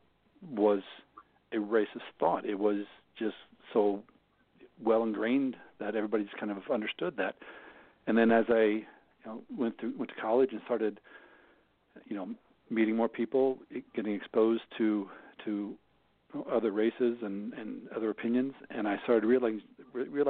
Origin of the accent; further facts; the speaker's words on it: Jefferson City, Missouri, United States; moved away as an adult; also born or lived in Minnesota; I grew up outside of Jefferson City